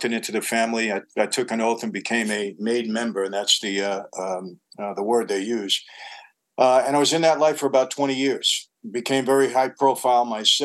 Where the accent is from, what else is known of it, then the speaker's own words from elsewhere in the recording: New York City, New York, United States; also born or lived in Long Island; I grew up in New York and Brooklyn